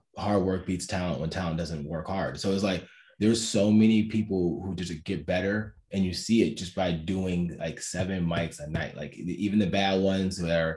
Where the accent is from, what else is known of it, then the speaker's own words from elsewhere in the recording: Cleveland, Ohio, United States; moved away as an adult; also born or lived in New York; now in Washington, D.C., United States; I'm from Cleveland.